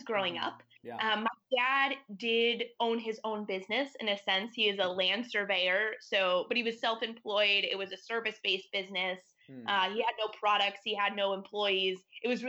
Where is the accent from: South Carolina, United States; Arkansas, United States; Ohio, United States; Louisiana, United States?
Ohio, United States; Toledo; So I grew up in Toledo, Ohio, which is right on the border of Ohio and Michigan.